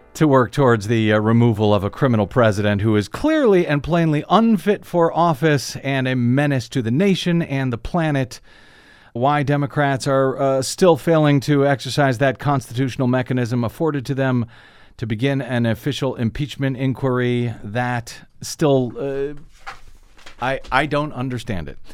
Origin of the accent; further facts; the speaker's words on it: St. Louis, Missouri, United States; my hometown, Stanley Cup champion, Saint Louis Blues